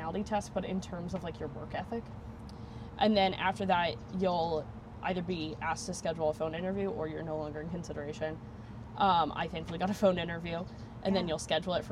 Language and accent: English; Vermont, United States; moved away as an adult; now in Florida, United States; I'm from Vermont, and Vermont is beautiful, but in the 22 years I lived there